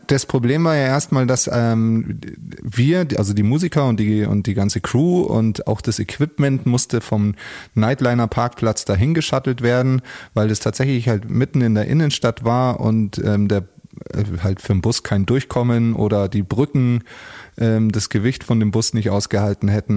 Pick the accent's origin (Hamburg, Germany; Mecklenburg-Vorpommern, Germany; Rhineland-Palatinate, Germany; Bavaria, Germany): Bavaria, Germany; Munich; es war für mich als Münchner